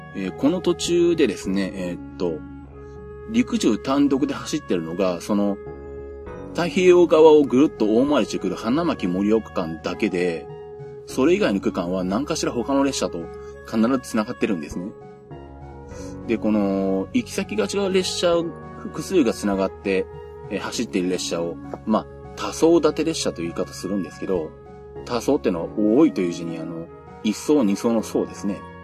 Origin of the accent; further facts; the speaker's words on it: Nagoya, Aichi, Japan; 私地元は名古屋なんで